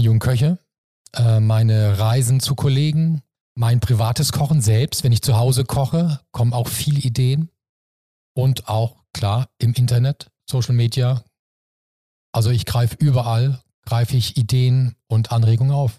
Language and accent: German; Mannheim, Baden-Württemberg, Germany; moved away as an adult; now in Hamburg, Germany; Also ich bin selber Kurpfälzer, ich bin Mannemer und äh, im Herzen bin ich natürlich Kurpfälzer, aber Hamburg ist meine neue Heimat